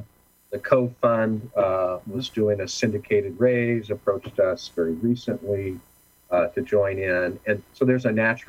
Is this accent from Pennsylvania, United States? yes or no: no; California, United States; It's like I must apologize. I'm from Orange County, you know.